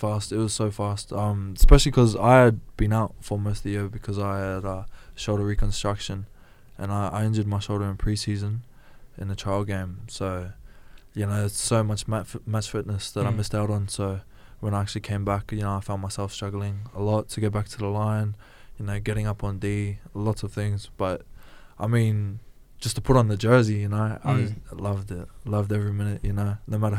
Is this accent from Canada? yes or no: no; New Zealand; now in Australia; Well, I moved over from New Zealand in 2007, and that was the first time I ever watched State of Origin.